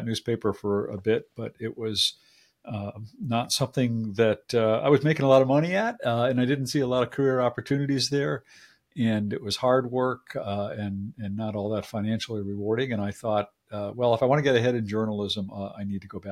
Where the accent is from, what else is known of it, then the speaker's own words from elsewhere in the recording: Agawam, Massachusetts, United States; I grew up in a very, you know, sort of suburban, small town